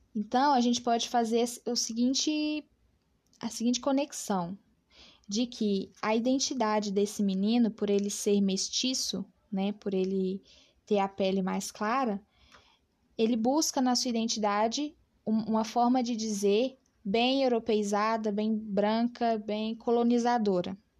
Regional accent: Brazil; nós enquanto brasileiros

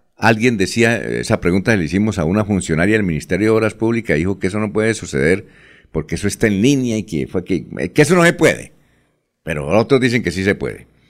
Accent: Barichara, Santander, Colombia; en mi tierra barichara

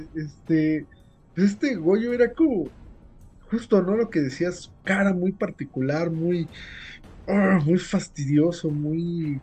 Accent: Mexico; como mexicanos, que vivimos

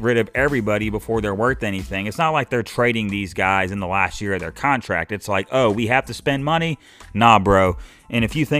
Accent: Cleveland, Ohio, United States; also born or lived in Pittsburgh, Pennsylvania; I'm from the Cleveland area

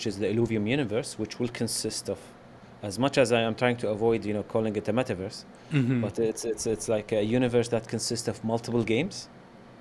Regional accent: Kuwait; I'm from Kuwait, and I've been a gamer all my life. Being from Kuwait, you know, it's a bit hard to get into the game industry

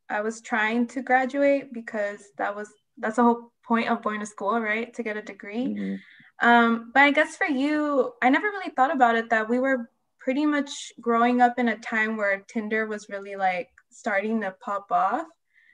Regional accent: San Diego, California, United States; where I'm from, San Diego

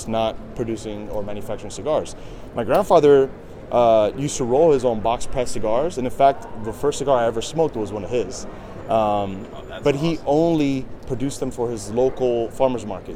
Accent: New York City, New York, United States; I'm from New York City, so is my cousin

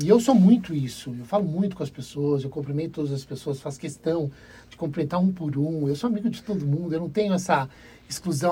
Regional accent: Brazil; somos brasileiros

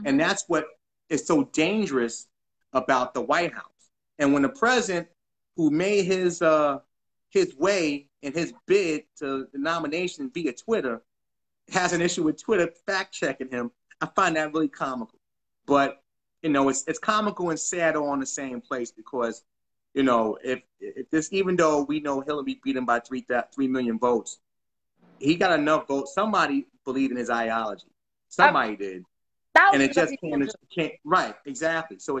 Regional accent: New York City, New York, United States; I'm from New York. Like, we're both from New York. We're both from the Bronx

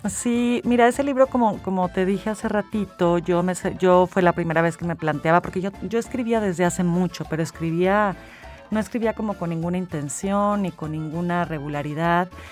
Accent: San Luis Potosí, Mexico; moved away as an adult; also born or lived in Mexico City; yo me fui muy joven de San Luis, me fui como a los, sí, a los 18 me fui, me fui a Ciudad de México

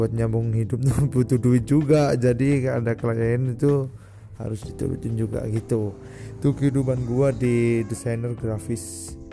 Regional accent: Batu, East Java, Indonesia; gua anak kampung bukan anak kota gua uh, tinggal di daerah ini apa kota wisata Batu so, Kota wisata Batu itu terletak di daerah Malang Raya, Jawa Timur.

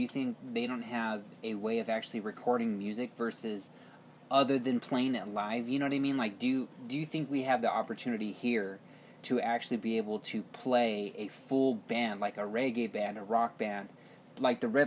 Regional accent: New Mexico, United States; we're from New Mexico, too

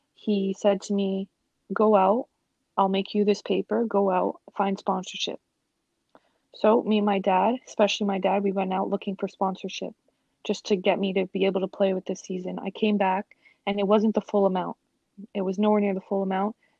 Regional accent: Toronto, Ontario, Canada; growing up in Toronto, um, I had very supportive parents

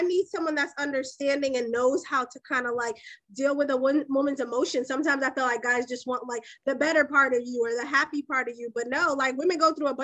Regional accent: Boston, Massachusetts, United States; I'm from Boston

